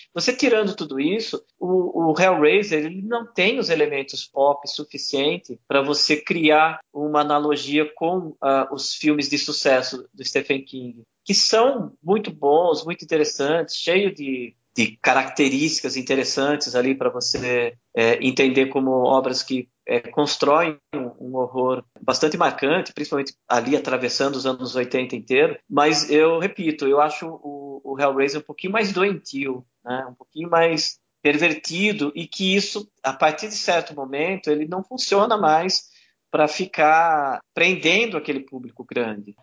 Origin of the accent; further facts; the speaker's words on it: Brazil; a gente, né, brasileiro